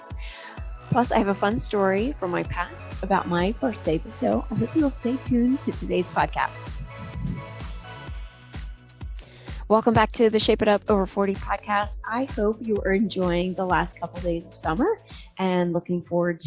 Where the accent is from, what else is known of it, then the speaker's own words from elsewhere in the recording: New Jersey, United States; moved away; also born or lived in Annapolis, Maryland; that's the town I was born